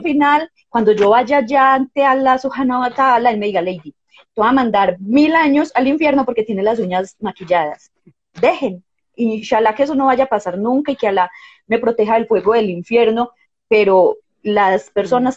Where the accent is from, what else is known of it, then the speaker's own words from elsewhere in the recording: Colombia; also born or lived in Medellín, Colombia; yo nací en Colombia